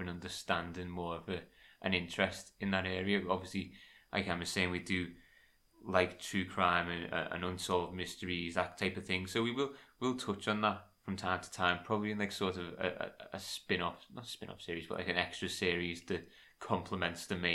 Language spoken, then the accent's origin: English; Liverpool, North West England, United Kingdom; we're also from Liverpool